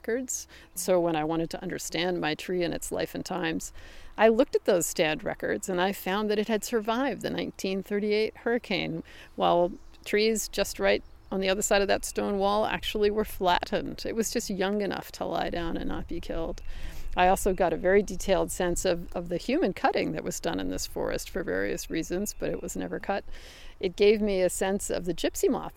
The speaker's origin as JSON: {"language": "English", "area": "the Northwest", "region": "Pacific Northwest", "country": "United States", "moved": "yes", "said": "I come from the Northwest, which is a very benign place."}